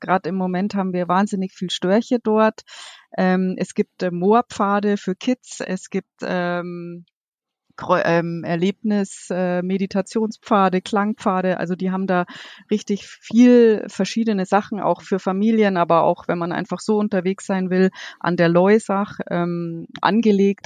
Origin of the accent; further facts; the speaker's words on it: Munich, Bavaria, Germany; gebürtige Münchnerin. Ich bin vor den Toren quasi aufgewachsen mit Bergen und viel Wasser.